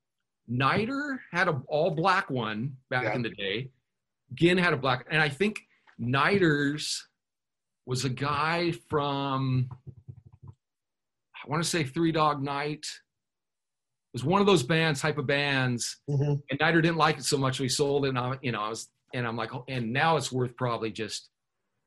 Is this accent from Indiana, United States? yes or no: no; Huntington Beach, California, United States; I grew up kind of around Huntington Beach as a kid